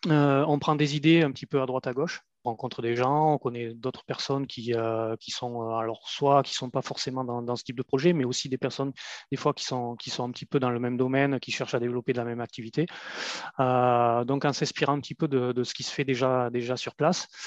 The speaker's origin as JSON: {"language": "French", "country": "France", "also_born_or_lived": "Maghreb", "moved": "as an adult", "said": "à peine plus de 20 ans, j'ai quitté la France en fait et je me suis retrouvé à, l'étranger, donc dans, un pays du Maghreb"}